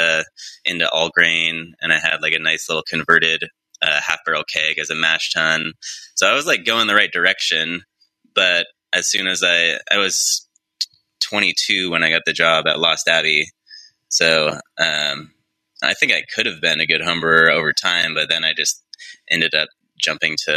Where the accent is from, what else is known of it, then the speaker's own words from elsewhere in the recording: Central Coast, California, United States; also born or lived in Los Angeles; I was also from this area too